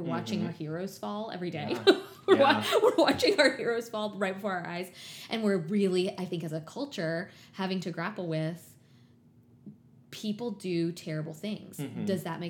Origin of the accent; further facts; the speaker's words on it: the South, United States; a white girl born and raised in the South